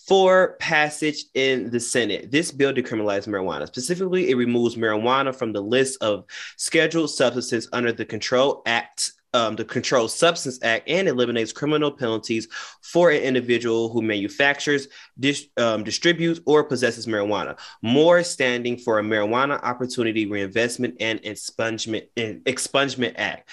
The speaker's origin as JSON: {"language": "English", "area": "Detroit suburbs", "region": "Michigan", "country": "United States", "said": "So I'm not from Detroit. I'm from the suburbs"}